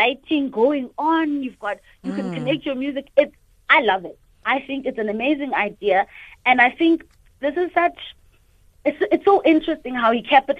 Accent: South Africa; I'm from South Africa, Mandela's country

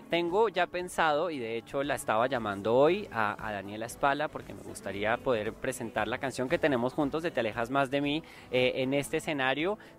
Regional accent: Colombia; now in Mexico; yo como colombiano que vivo aquí en México estoy tremendamente agradecido

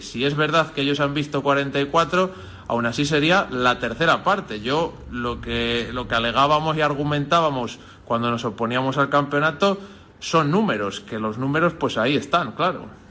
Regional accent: Nava del Rey, Castile and León, Spain; agricultores y cazadores somos vecinos de Nava del Rey

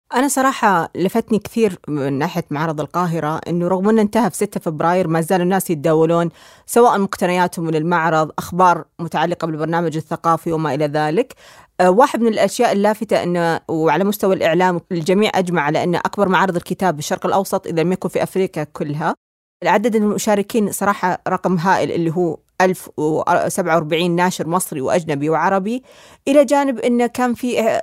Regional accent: Saudi Arabia; إحنا كسعوديين

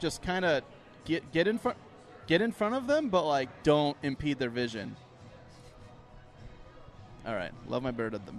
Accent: Kearns, Utah, United States; We're all from Kearns, dude.

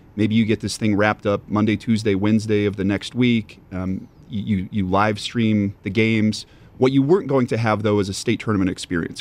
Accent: Montana, United States; now in Wisconsin, United States; born and raised in Montana.

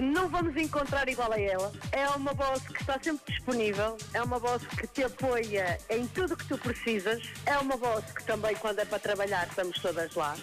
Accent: Braga, Norte, Portugal; moved away as an adult; now in Albufeira, Portugal; Eu sou de Braga, estou no Algarve a trabalhar há seis anos

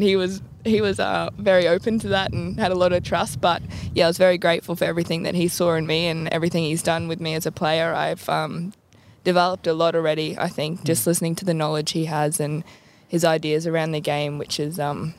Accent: Tully, Queensland, Australia; growing up in Tully, obviously it's a huge rugby league community

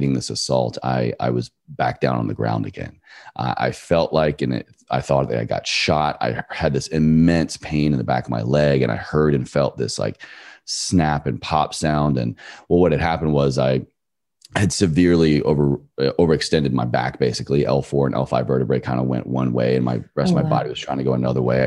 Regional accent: Virginia, United States; moved away as an adult; my home state of Virginia to just be with my family

